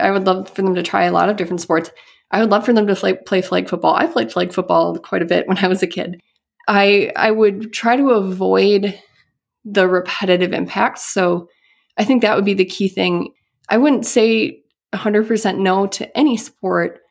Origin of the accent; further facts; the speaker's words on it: Midwest, United States; also born or lived in Boston; growing up in the Midwest